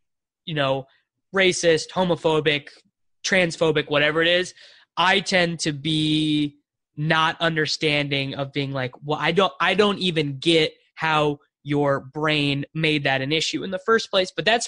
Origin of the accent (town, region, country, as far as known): Salina, Kansas, United States; born or raised there; moved away